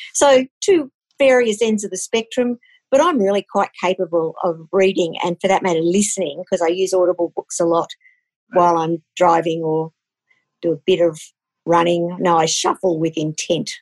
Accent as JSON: {"language": "English", "region": "Queensland", "country": "Australia", "tie": "born or raised there", "moved": "yes", "lives_now": "Canberra, Australia", "said": "I grew up in Queensland"}